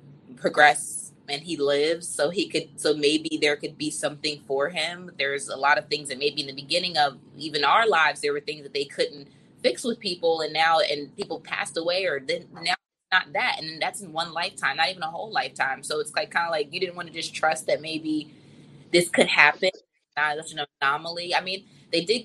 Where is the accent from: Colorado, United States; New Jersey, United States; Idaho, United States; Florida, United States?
New Jersey, United States; I'm from New Jersey.